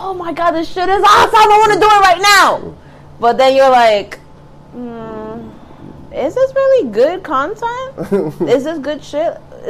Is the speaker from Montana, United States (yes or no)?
no; Bronx, New York, United States; So I grew up in the Bronx, and we had one TV.